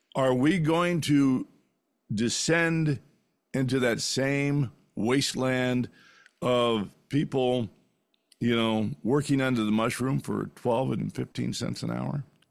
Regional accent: California, United States; when I grew up in California

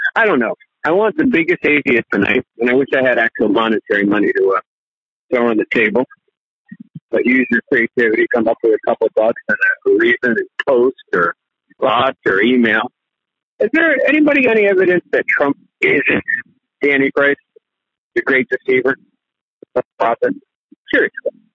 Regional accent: New York, United States; also born or lived in Miami; I was raised in New York

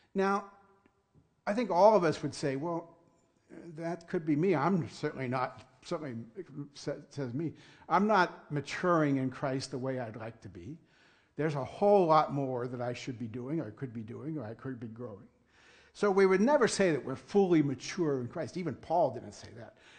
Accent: Punxsutawney, Pennsylvania, United States; moved away; I am actually born and raised in Punxsutawney

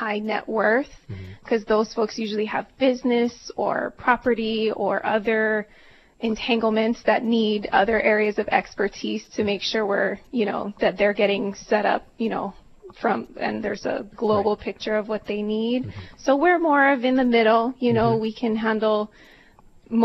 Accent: Kailua, Hawaii, United States; I grew up on the Windward side. I went to Kailua High School

